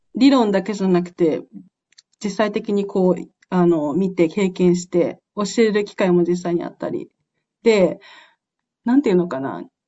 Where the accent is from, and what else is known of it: Japan; moved away